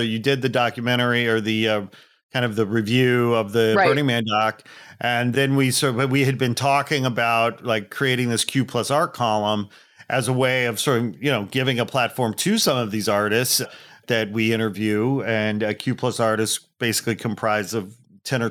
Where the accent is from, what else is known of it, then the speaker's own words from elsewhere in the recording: outside Chicago, Indiana, United States; moved away as an adult; also born or lived in Los Angeles; I grew up outside Chicago, basically, but the Indiana side